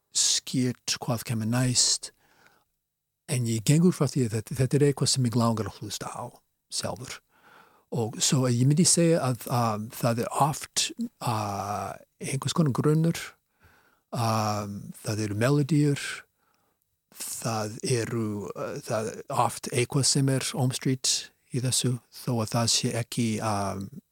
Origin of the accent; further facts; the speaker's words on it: Boston, Massachusetts, United States; Icelandic is a second language; moved away as an adult; now in Iceland; þegar ég var krakki í Ósabí í Boston, ég er af svona Ískubergi brotin